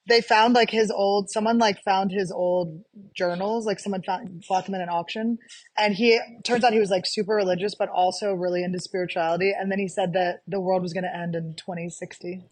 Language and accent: English; United States; Americans are s, we're so disgusting